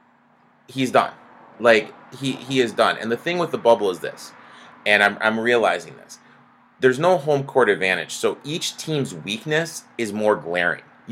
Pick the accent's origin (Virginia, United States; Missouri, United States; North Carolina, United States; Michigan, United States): Michigan, United States; also born or lived in northern suburbs of Chicago; now in Chicago suburbs, United States; I grew up in Michigan